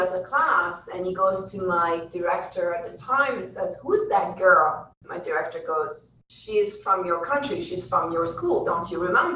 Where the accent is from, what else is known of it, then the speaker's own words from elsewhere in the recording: Belgium; moved away; I came from Belgium